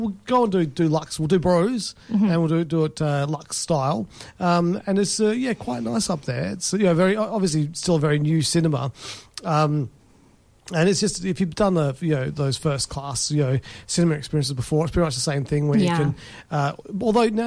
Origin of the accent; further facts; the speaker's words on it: England, United Kingdom; now in Perth, Australia; I go pints and half pints. I'm English.